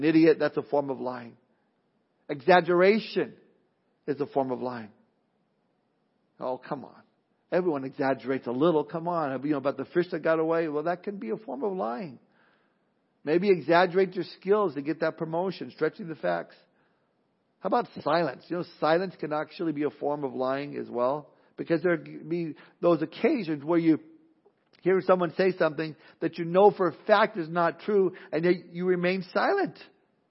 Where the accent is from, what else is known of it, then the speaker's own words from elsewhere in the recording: Southern California, United States; Growing up in Southern California, it was a melting pot of all sorts of different races and nationalities